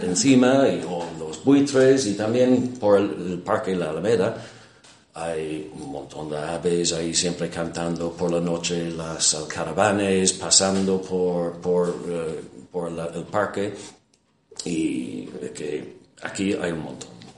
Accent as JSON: {"language": "Spanish", "country": "Ireland", "second_language": "Spanish", "said": "en mi país, en Irlanda"}